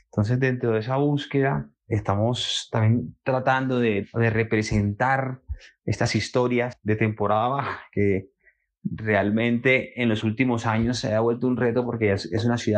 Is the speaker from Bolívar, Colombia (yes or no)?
yes; Cartagena, Bolívar, Colombia; soy de Cartagena, me dedico al sector audiovisual